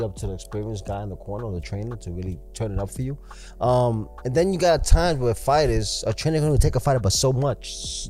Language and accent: English; New York City, New York, United States; I was raised in New York City